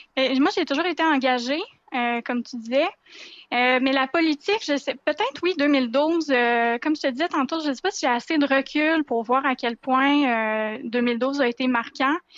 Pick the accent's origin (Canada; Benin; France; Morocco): Canada; Quebec City, Quebec; j'ai grandi à Québec, je suis une fille de Québec.